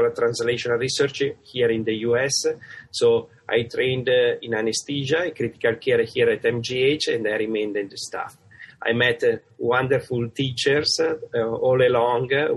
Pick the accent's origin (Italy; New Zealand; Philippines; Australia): Italy; accent: Italian; moved away as an adult; now in United States; I have a kind of great accent, which is from Italy. And so I come from Italy